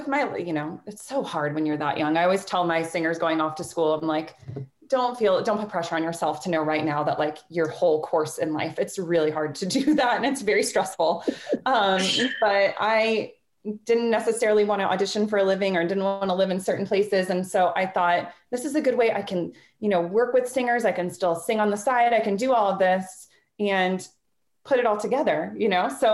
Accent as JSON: {"language": "English", "town": "Jacksonville", "region": "Florida", "country": "United States", "said": "I'm from Florida. I'm from Jacksonville, Florida"}